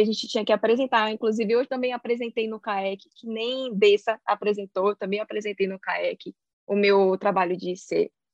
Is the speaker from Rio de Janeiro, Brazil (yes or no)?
no; Salvador, Bahia, Brazil; moved away as an adult; also born or lived in Sweden; now in Cambridge, United Kingdom; eu sou de City, minha querida Salvador, porém atualmente eu moro na Inglaterra